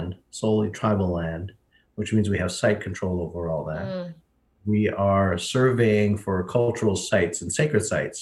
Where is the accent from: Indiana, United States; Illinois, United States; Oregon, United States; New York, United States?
New York, United States; Hempstead; moved away as an adult; now in Standing Rock, United States; I grew up in Hempstead, New York, on Long Island